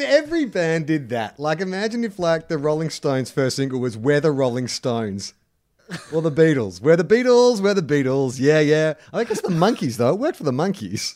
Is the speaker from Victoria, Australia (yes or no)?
yes; Melbourne, Victoria, Australia; now in Sydney, Australia; I live in Sydney, but I'm often in Melbourne for work and stuff